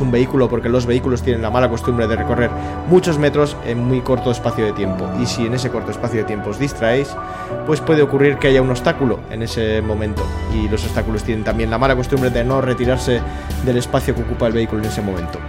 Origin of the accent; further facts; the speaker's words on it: Plentzia, Basque Country, Spain; Yo soy de Palencia